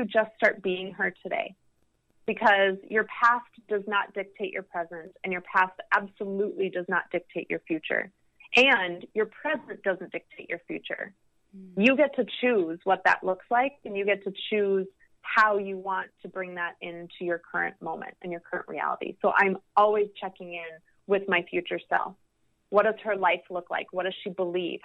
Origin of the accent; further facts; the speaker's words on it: Midwest, United States; moved away; also born or lived in Los Angeles / New York; me going back to the Midwest